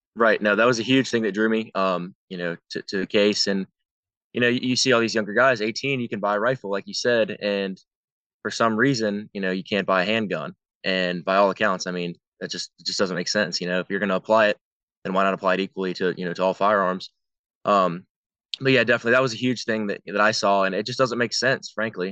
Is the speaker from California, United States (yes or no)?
no; Virginia, United States; growing up in Virginia